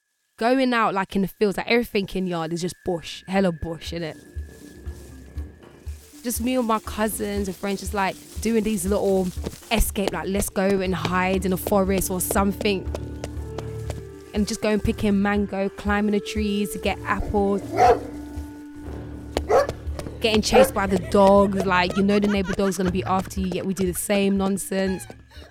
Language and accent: English; London, United Kingdom; born there; also born or lived in Jamaica; No, I was born over here. So I was born in London. And then my mom shipped me and my brothers off one point in our lives. I think maybe around 7.